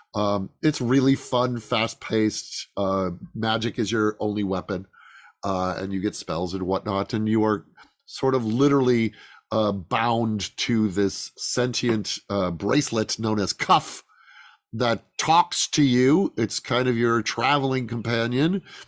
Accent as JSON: {"language": "English", "town": "Chicago", "region": "Illinois", "country": "United States", "tie": "born or raised there", "also_born_or_lived": "Lake Geneva, Wisconsin", "moved": "yes", "said": "when I was a kid, uh, in the suburbs of Chicago"}